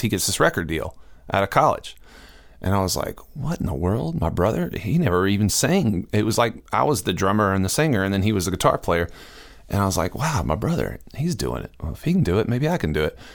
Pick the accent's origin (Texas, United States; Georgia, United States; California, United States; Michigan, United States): Georgia, United States; Augusta; moved away as an adult; also born or lived in Nashville; I grew up in Augusta, Georgia